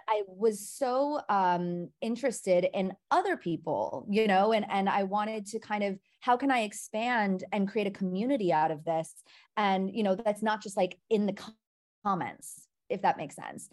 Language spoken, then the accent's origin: English; Milwaukee, Wisconsin, United States; moved away as an adult; now in New York, United States; I am originally from Milwaukee, Wisconsin